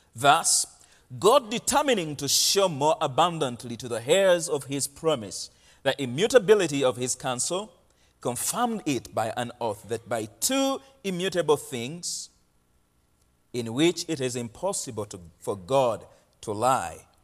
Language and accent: English; Uganda; moved away as an adult; now in Portland, United States; I am from Uganda. I've been living in Portland for the last three and a half